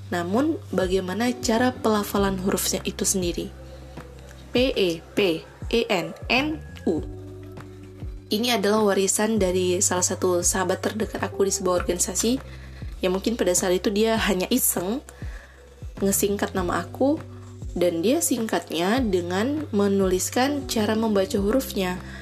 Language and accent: Indonesian; Pidie Jaya, Aceh, Indonesia; Nah, aku berasal dari Aceh, tepatnya di Kabupaten Pidijaya.